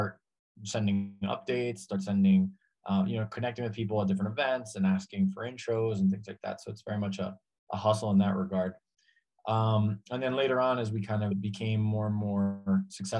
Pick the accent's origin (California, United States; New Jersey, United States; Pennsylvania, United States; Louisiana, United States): New Jersey, United States; Hudson County; moved away as an adult; also born or lived in Argentina / Spain / Mexico City; now in Mexico; I grew up in Hudson County, New Jersey, was very, very Latino to begin with.